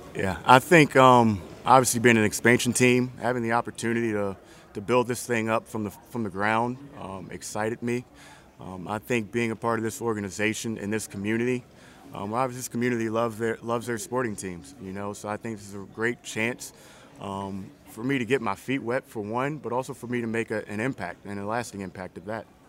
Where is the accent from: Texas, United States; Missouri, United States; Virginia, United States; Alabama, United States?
Virginia, United States; small town outside Richmond; moved away; I'm from a small town just outside of Richmond